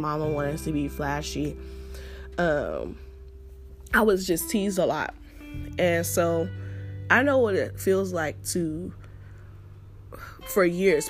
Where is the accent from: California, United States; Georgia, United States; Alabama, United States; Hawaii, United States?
California, United States; Los Angeles; accent: Ebonics; I'm from South Central. And you know how they talk out there.